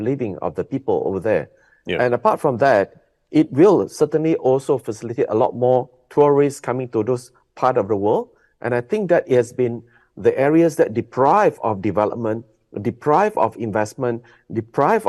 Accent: Kota Bharu, Kelantan, Malaysia; I come from Kota Bharu

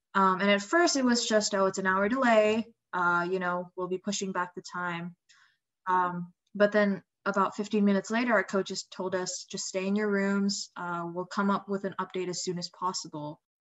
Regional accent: Indonesia; moved away; I'm from Indonesia originally

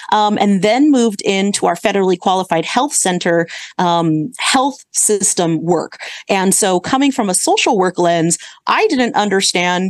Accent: Santa Clara, California, United States; moved away as an adult; now in Sacramento, United States; I grew up in the Bay Area. So I grew up in the Santa Clara area

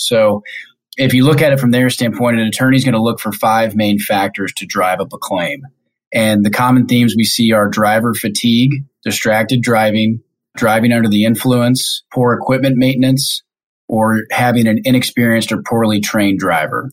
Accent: Kansas City, Missouri, United States; moved away as an adult; now in Detroit, United States; I'm originally from Kansas City, born and raised.

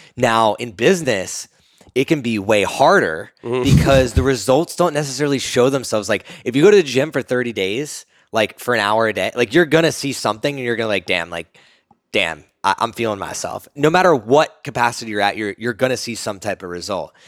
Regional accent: East Coast, United States; now in Austin, United States; we're both from the East Coast

